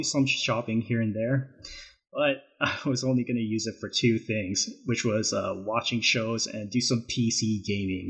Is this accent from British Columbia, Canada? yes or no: no; Calgary, Alberta, Canada; moved away as an adult; now in Loma Linda, United States; I was born and raised in Calgary, Alberta, Canada, and moved to Loma Linda, California late 2011 to pursue my studies in IT